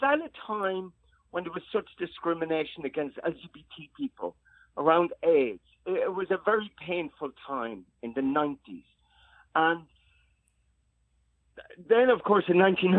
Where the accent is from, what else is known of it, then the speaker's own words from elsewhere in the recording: Ireland; now in New York City, United States; who we are as Irish people or as New Yorkers